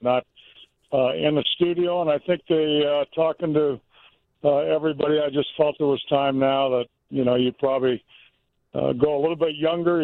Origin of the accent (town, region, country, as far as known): California, United States; born or raised there; also born or lived in Mississippi; now in Chicago, United States